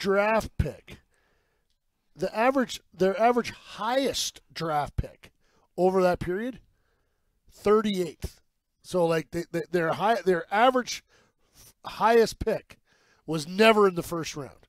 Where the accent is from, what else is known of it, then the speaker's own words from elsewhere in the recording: Peterborough, Ontario, Canada; He played junior in my hometown